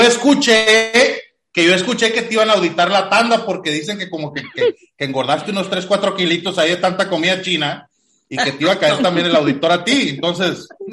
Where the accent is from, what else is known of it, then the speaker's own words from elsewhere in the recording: Mexico; soy mexicano